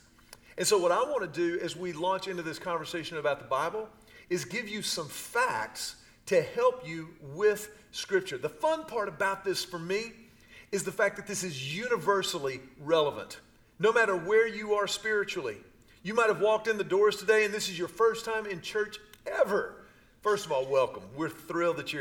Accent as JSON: {"language": "English", "town": "Houston", "region": "Texas", "country": "United States", "tie": "born or raised there", "said": "I grew up in Houston during the Houston Astros with Cesar Cedeño"}